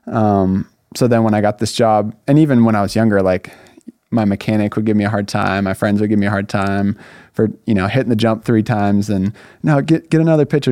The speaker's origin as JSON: {"language": "English", "region": "Northern California", "country": "United States", "tie": "born or raised there", "also_born_or_lived": "Laguna Hills, California", "moved": "as an adult", "lives_now": "Southern California, United States", "said": "I grew up in Northern California"}